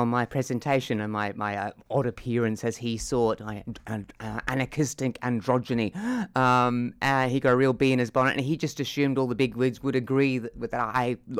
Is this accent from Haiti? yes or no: no; Perth, Western Australia, Australia; moved away; Growing up in Perth, it was Perth